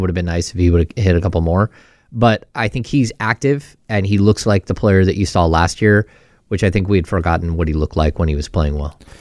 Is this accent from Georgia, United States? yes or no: no; Grass Valley, California, United States; also born or lived in Sacramento; I grew up in Grass Valley